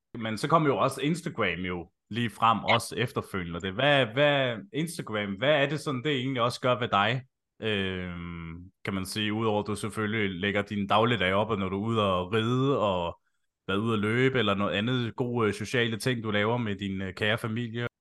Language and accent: Danish; Slagelse, Zealand, Denmark; Jeg er jo selv fra Slagelse